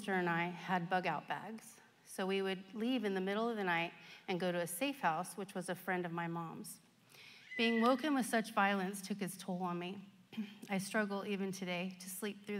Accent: Stockton, California, United States; I was born in Stockton, the youngest of two children to a single mom

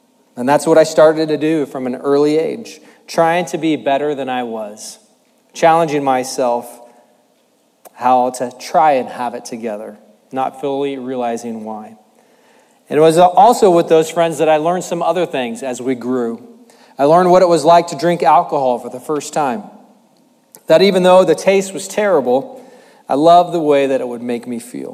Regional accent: Tracy, California, United States; also born or lived in Manteca, California; I grew up in Tracy and Manteca with three sisters

